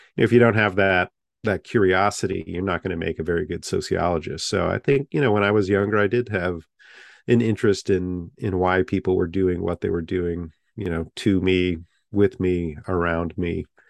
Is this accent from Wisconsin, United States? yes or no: no; Half Moon Bay, California, United States; moved away as an adult; also born or lived in Tachikawa, Japan / South Bend, Indiana; now in Winston-Salem, United States; Half Moon Bay was the name of the town I grew up